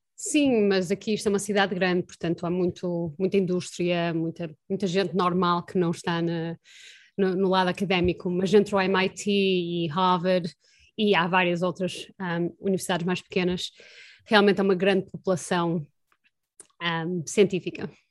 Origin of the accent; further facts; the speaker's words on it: Porto, Norte, Portugal; moved away as an adult; now in Boston, United States; eu cresci no Porto